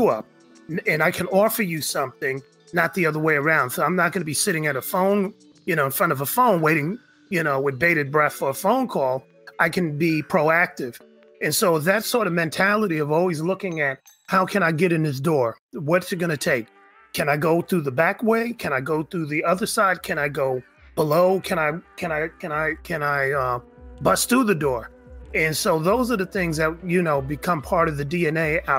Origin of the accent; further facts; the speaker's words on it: New York, United States; now in San Francisco Bay Area, United States; born in New York, but raised in the Bay